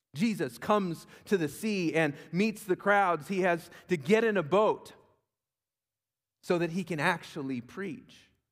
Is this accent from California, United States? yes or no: yes; Huntington Beach, California, United States; also born or lived in Virginia; I grew up in Huntington Beach